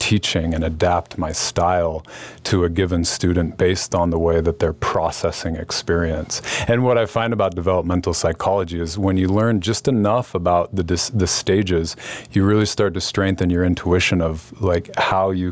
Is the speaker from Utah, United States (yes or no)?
yes; Salt Lake City, Utah, United States; I grew up in Salt Lake City